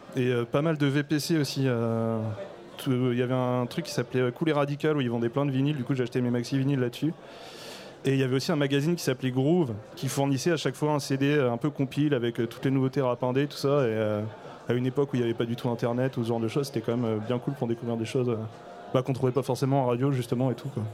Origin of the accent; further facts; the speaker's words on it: Morlaix, Brittany, France; j'ai grandi à Morlaix